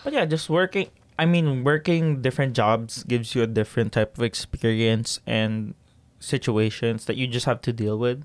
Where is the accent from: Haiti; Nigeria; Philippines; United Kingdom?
Philippines; now in Canada; Growing up in the Philippines